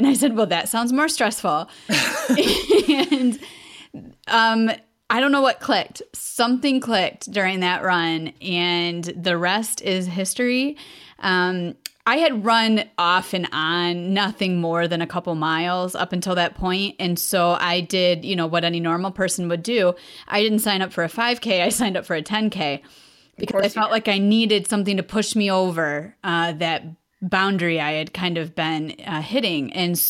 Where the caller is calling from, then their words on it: Michigan, United States; I am calling from Michigan.